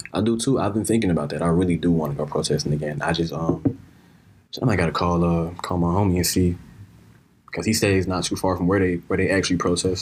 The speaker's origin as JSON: {"language": "English", "country": "United States", "said": "we as Americans, we as American citizens"}